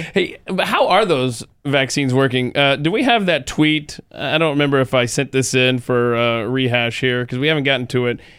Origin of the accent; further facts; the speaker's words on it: Georgia, United States; moved away; my home state of Georgia